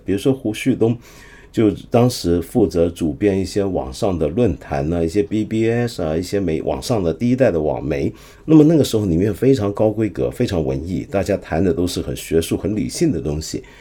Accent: China; 我们中国的文字很有魅力

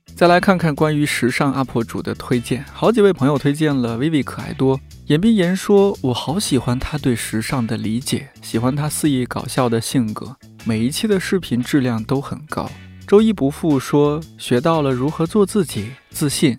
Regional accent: Shanxi, China; 作为一个山西人

